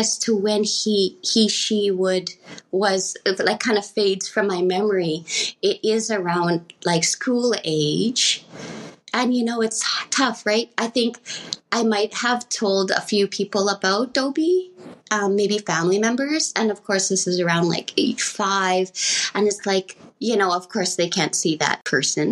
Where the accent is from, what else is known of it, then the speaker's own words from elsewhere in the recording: Edmonton, Alberta, Canada; I was born in Canada here in Edmonton, Alberta.